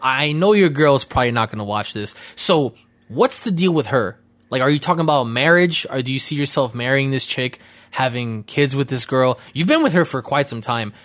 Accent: New York City, New York, United States; growing up near Bushwick was insane

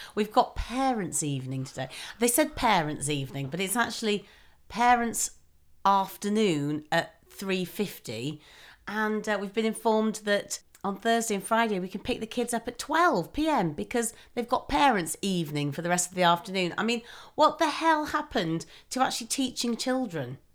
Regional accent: Manchester, North West England, United Kingdom; accent: mild Mancunian; I'm from Manchester

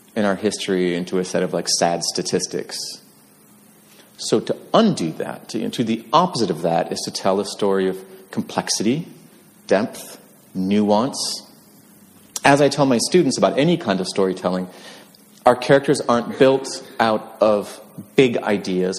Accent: near Bemidji, Leech Lake Reservation, northern Minnesota, United States; northern Minnesota, about eight miles, eight miles west of Cass Lake, uh, right on the border, about seven miles east of Bemidji

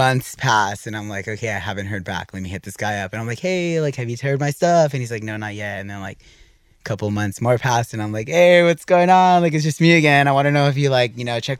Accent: East Los Angeles, California, United States; I grew up in East

